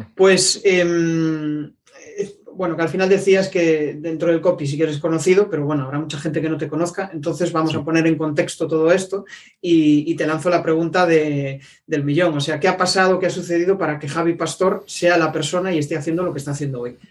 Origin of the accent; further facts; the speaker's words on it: Vigo, Galicia, Spain; yo soy de Vigo